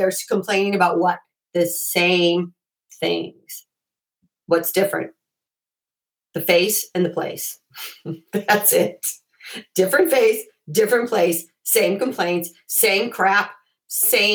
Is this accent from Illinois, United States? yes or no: yes; Chicago, Illinois, United States; I grew up in Chicago and we have basements in Chicago